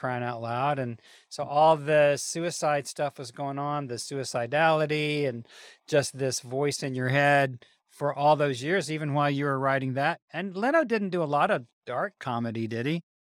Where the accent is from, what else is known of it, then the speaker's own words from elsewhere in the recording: the South, United States; I'm Southern to the core